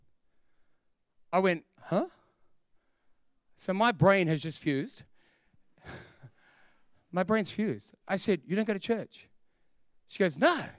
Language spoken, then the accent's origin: English; Sydney, New South Wales, Australia; also born or lived in Perth; I'm from Perth, but I grew up in Sydney